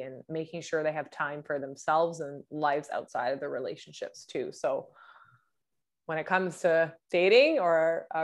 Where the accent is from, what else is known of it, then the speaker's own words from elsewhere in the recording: Vancouver, British Columbia, Canada; I'm from Vancouver, British Columbia, and I coach men